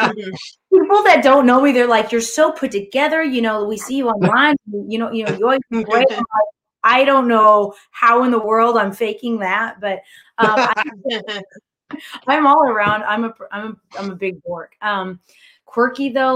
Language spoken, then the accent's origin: English; Texas, United States; I've lived in Texas. I was born in Texas, you know, that this is my home